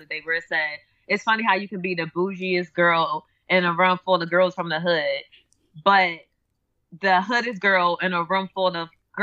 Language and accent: English; Philadelphia, Pennsylvania, United States; I'm from North Philly